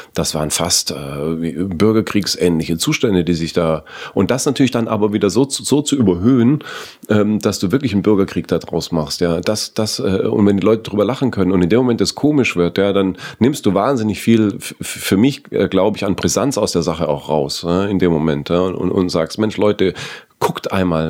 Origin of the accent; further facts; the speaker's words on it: Southern Germany, Germany; bei mir in, in meiner süddeutschen Kommune